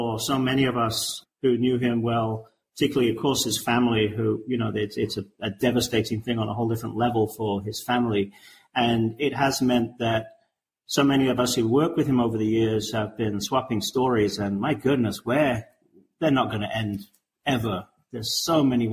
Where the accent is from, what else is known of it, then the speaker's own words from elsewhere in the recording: England, United Kingdom; I'm an English guy